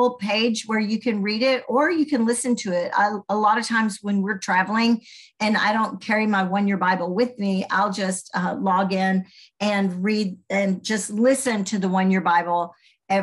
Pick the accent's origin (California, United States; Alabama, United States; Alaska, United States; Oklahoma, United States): Alabama, United States; Birmingham; accent: Southern; you can tell I might have a Southern accent. I'm from Alabama, was raised in Birmingham